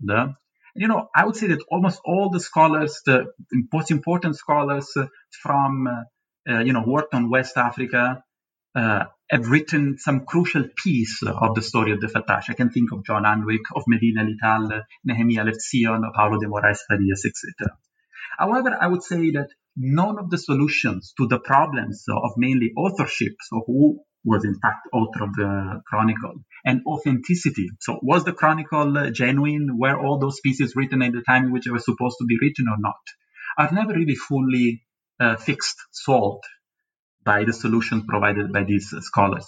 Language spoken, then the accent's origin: English; Naples, Campania, Italy; moved away; in this city, in Naples, my hometown